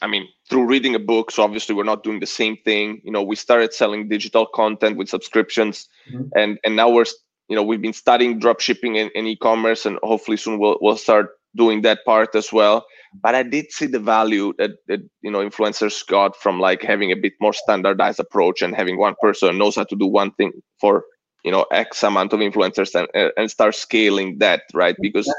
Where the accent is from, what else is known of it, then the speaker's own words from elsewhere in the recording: United States; And I was thinking Italy only, and I'm like, I'm American too.